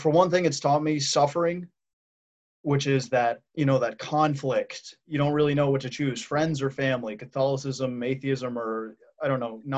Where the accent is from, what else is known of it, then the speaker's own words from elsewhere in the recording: Washington, District of Columbia, United States; my journey with God has to have started out with growing up in Washington, D.C.